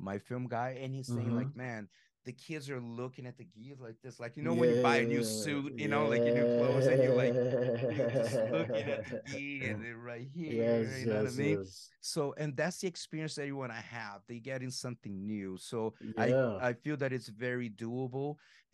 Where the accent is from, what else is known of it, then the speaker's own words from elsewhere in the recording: Brazil; moved away; growing up in Brazil